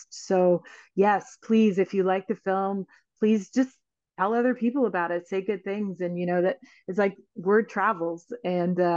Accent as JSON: {"language": "English", "region": "Northern Canada", "country": "Canada", "said": "And, you know, as a Northerner, I feel okay t- sharing this, but there are parts of the North that sort of look like the apocalypse hit."}